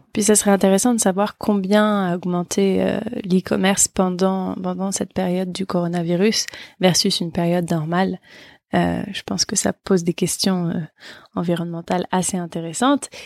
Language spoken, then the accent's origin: French; France; en tant que Français, nous